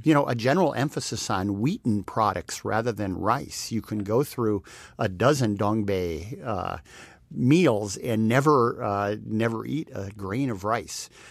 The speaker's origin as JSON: {"language": "English", "region": "Texas", "country": "United States", "moved": "yes", "lives_now": "New York City, United States", "said": "a Texan, sometime Texan"}